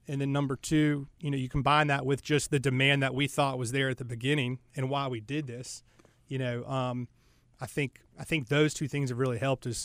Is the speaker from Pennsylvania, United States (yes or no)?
no; Charlotte, North Carolina, United States; I'm from Charlotte, uh, grew up here